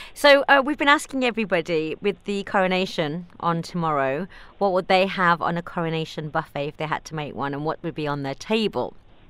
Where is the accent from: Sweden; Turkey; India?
India; now in Dubai, United Arab Emirates; I'm Indian